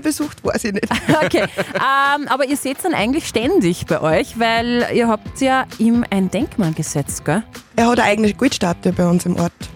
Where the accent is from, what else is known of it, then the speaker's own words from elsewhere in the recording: Austria; wir als Österreicher